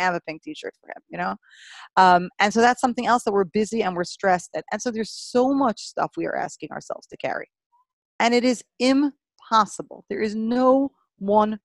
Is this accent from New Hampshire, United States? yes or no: no; New York City, New York, United States; when I was a kid growing up in Brooklyn